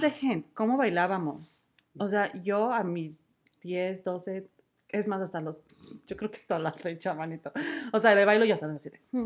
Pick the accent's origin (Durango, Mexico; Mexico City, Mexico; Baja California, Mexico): Mexico City, Mexico; moved away as an adult; also born or lived in Xochimilco; now in Vancouver, Canada; soy de Coapa. Y yo crecí